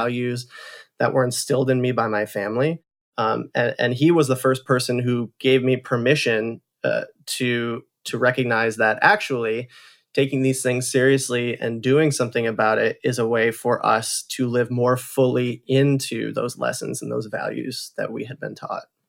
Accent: Holland, Michigan, United States; I grew up in Holland, Michigan, which is a, a beautiful small town, um, on the shores of Lake Michigan

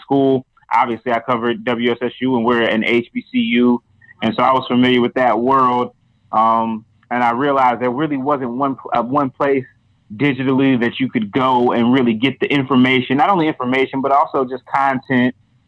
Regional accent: small town just north of Charlotte, North Carolina, United States; I'm from North Carolina, from a small town, just north of Charlotte

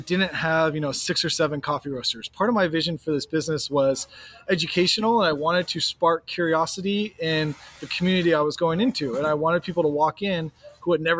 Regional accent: Seattle, Washington, United States; moved away as an adult; also born or lived in Chicago; now in Oceano, United States; I'm born and raised in Seattle

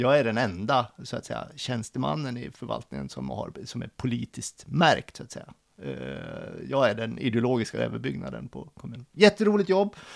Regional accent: Hjortnäs, Dalarna County, Sweden; now in Stockholm, Sweden; Min äh... brygga hemma i Hjortnäs

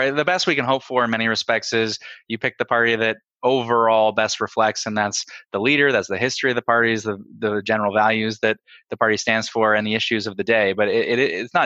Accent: Toronto, Ontario, Canada; I'm from Beaches, East York here in Toronto.

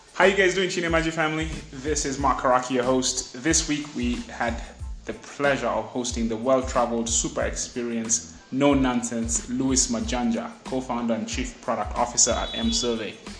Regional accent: Kenya; moved away; growing up in Kenya

